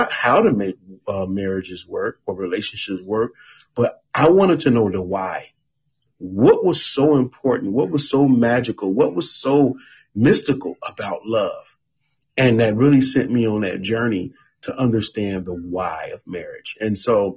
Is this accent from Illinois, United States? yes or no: yes; Chicago, Illinois, United States; moved away as an adult; now in Miami, United States; we are originally from Chicago, Chi-Town